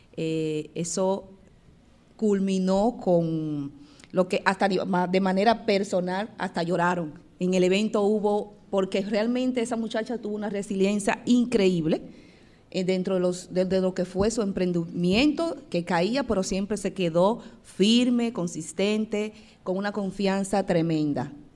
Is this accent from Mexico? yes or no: no; Dominican Republic